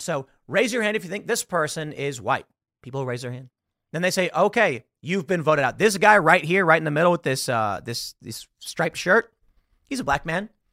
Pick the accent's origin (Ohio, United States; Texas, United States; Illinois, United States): Illinois, United States; Chicago; I'm from Chicago, I'm from the South Side